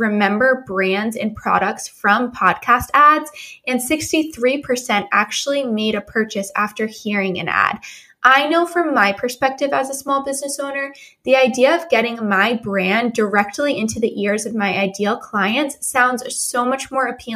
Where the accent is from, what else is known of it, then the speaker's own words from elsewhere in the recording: New England, United States; also born or lived in Rhode Island; I'm actually from New England. I live in Rhode Island